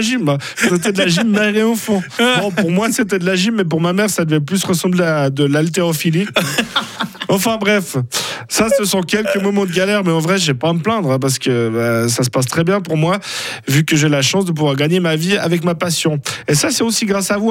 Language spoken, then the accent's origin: French; Surpierre, Fribourg, Switzerland; on est suisse, et fribourgeois, et broyard, et de l'enclave de Surpierre